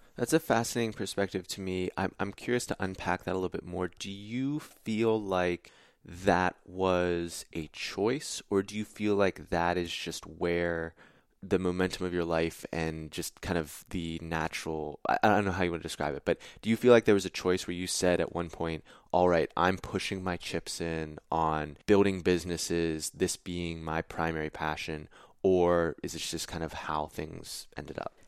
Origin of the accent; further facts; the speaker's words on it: Pittsburgh, Pennsylvania, United States; I'm from Pittsburgh